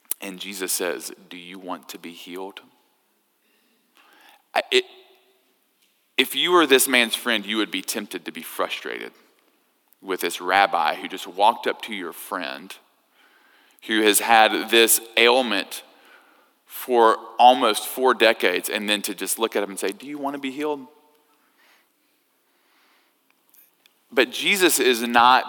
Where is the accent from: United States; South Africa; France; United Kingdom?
United States; us Americans